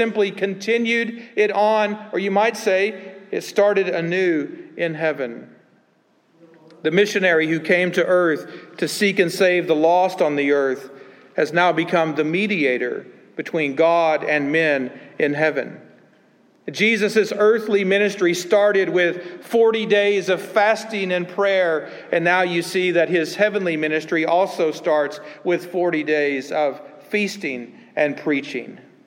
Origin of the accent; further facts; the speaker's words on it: the Bible Belt, United States; I grew up in the Bible Belt